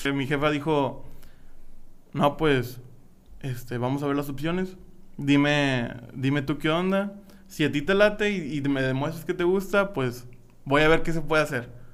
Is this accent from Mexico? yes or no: yes; Matamoros, Tamaulipas, Mexico; moved away; Iba a estudiar arquitectura en mi pueblo natal Matamoros, Tamaulipas.